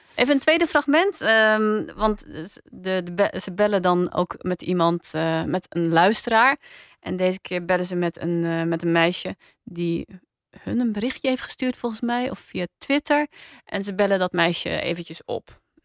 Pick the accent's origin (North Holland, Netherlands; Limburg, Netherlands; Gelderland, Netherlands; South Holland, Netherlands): South Holland, Netherlands; Rotterdam; ik ben opgegroeid in Rotterdam